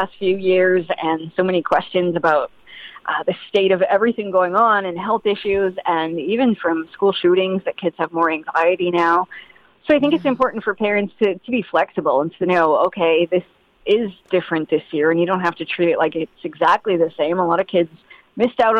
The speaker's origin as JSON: {"language": "English", "region": "Maine", "country": "United States", "tie": "born or raised there", "said": "I grew up in Maine"}